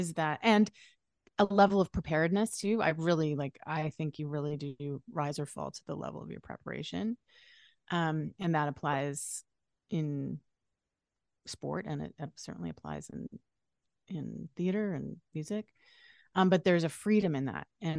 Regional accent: Canada; moved away as an adult; now in California, United States; I'm Canadian

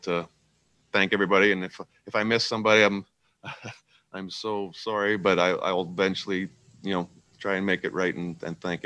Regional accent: Saskatchewan, Canada; moved away; being from a small town, small farm boy from Saskatchewan

